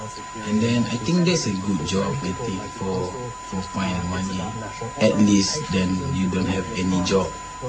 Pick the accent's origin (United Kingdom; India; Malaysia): Malaysia; Kuala Lumpur; moved away as an adult; now in Australia; Actually, I'm from Kuala Lumpur. Actually, I lived there before. And then I came to Australia